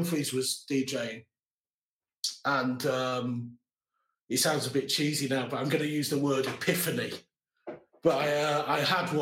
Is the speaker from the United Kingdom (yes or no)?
yes; North Wales, United Kingdom; I was brought up in North Wales, very small town.